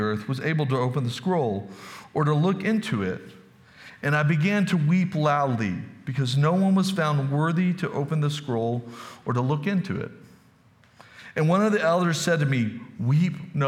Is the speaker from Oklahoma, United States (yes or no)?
no; Texas, United States; moved away; I'm from Texas